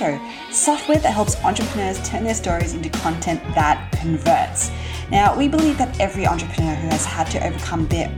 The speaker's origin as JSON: {"language": "English", "country": "Australia", "accent": "Aussie", "said": "my Aussie accent"}